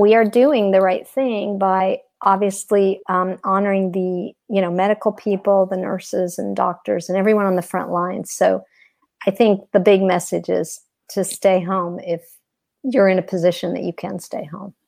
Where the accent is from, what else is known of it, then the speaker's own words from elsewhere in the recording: Texas, United States; now in Atlanta, United States; I've been in Atlanta for like 20 years, but I'm originally from Texas